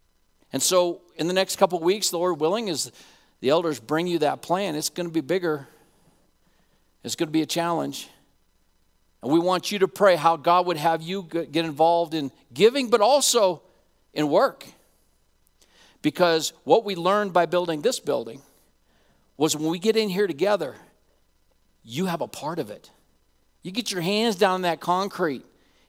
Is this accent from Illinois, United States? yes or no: no; Laramie, Wyoming, United States; I want you to know that I'm a cowboy fan too. I grew up in Laramie, Wyoming.